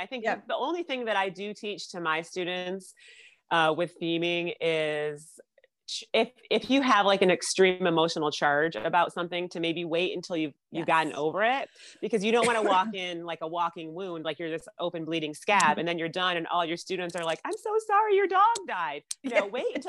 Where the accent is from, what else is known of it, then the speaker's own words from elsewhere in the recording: Syracuse, New York, United States; Growing up in Syracuse, New York